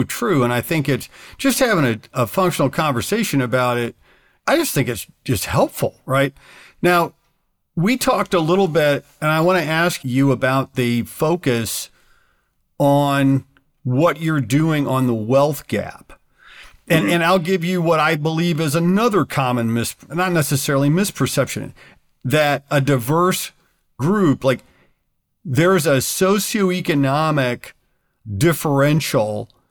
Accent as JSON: {"language": "English", "country": "United States", "said": "as an American"}